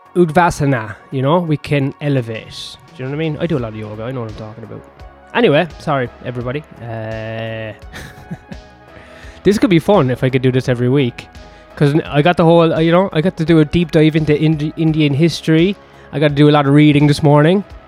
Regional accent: Ireland; I'm Irish

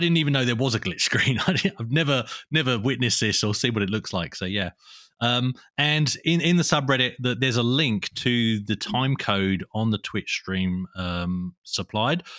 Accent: England, United Kingdom; now in Australia; I was born in England and moved to Australia

